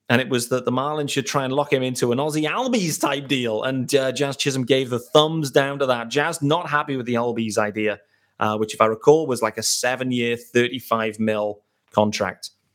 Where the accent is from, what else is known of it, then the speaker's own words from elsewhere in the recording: United Kingdom; I am a British host